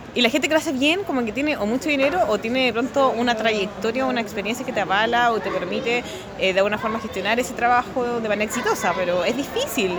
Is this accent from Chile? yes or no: yes; Chile; Uno, uno como chileno y latinoamericano